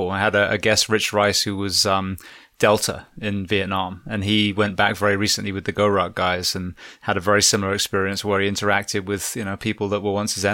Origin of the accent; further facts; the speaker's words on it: England, United Kingdom; just like yourself, as a, as an Englishman, I'm like, where are all the Aboriginal people?